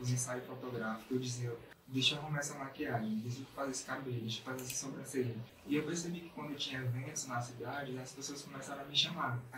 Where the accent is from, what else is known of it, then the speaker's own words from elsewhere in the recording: Granjeiro, Ceará, Brazil; moved away; Grangeiro, uma cidade que tem 4 mil habitantes.